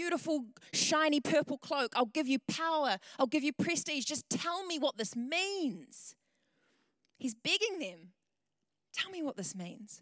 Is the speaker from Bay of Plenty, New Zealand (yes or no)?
yes; Tauranga, Bay of Plenty, New Zealand; moved away as an adult; also born or lived in Wellington; I'm from Tauranga originally, and I moved down to Wellington in 2013